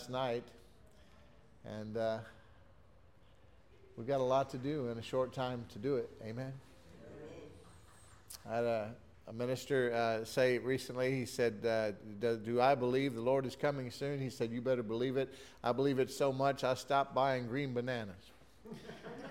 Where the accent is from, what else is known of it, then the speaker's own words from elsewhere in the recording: Texas City, Texas, United States; my wife and I grew up in Texas City